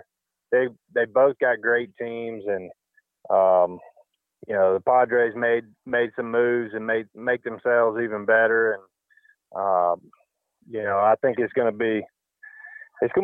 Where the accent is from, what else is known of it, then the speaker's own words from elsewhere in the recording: the South, United States; now in Arizona, United States; growing up in the South